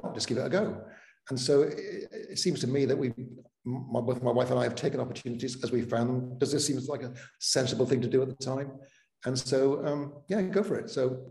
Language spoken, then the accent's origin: English; Cardiff, Wales, United Kingdom; first language Welsh; English is a second language; also born or lived in Altrincham, England; now in Starke, United States; I moved from Cardiff to Altrincham, just south of Manchester